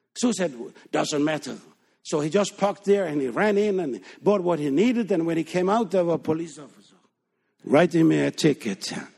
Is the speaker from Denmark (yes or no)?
yes; Denmark; English is a second language; moved away as an adult; we are born and raised in Denmark, but we left Denmark in nineteen sixty-nine.